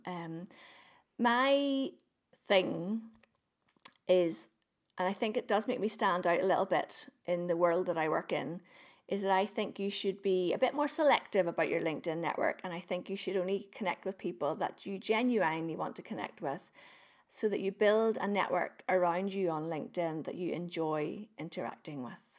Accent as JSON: {"language": "English", "region": "Northern Ireland", "country": "United Kingdom", "said": "I'm, I'm, I'm from Northern Ireland. I live in Northern Ireland."}